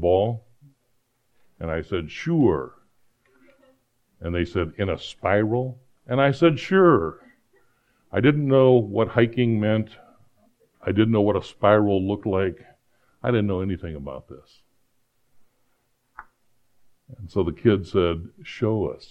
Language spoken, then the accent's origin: English; Phoenix, Arizona, United States; also born or lived in Iowa; we moved to Phoenix from Iowa, I didn't know anybody. I was a scared kid in a new school